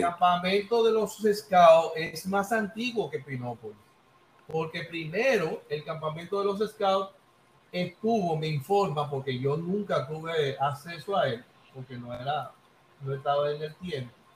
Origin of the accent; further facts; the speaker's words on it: Santo Domingo, Distrito Nacional, Dominican Republic; moved away as an adult; now in Villa Mella, Dominican Republic; soy de Villa Consuelo y ahora estoy residiendo en Villamella.